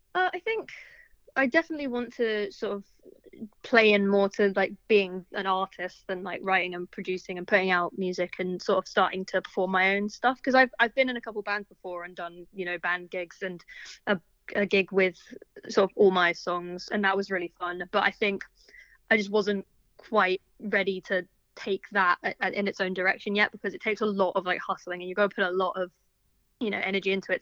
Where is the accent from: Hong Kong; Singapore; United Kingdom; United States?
United Kingdom; London; also born or lived in Bristol; musician from Southwest London.